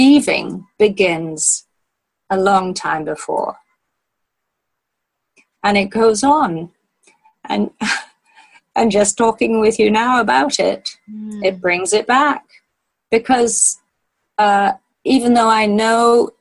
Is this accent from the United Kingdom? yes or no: yes; Wales, United Kingdom; moved away as an adult; also born or lived in Canada / Australia; I grew up in Wales. My parents lived in Wales for all of my childhood